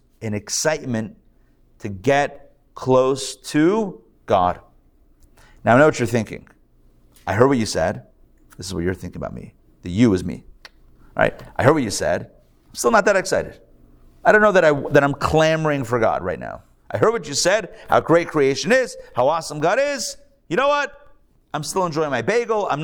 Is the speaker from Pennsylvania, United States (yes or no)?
yes; Pittsburgh, Pennsylvania, United States; now in Atlanta, United States; I'm from Pittsburgh. I'm a Steelers fan.